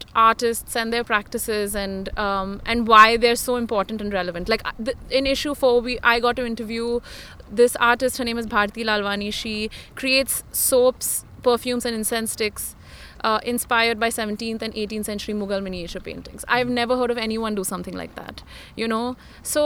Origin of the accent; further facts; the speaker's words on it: India; as an Indian woman